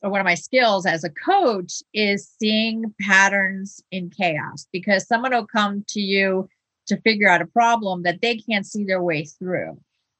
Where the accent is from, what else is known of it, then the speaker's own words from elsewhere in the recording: Venezuela; also born or lived in United States; I mean, I grew up in another country. So I was born in the United States, but I spent many years in South America and in Venezuela in particular.